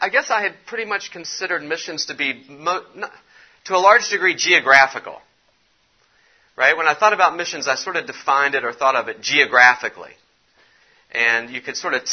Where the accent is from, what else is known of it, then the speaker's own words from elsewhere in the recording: West Virginia, United States; moved away; I'm from West Virginia originally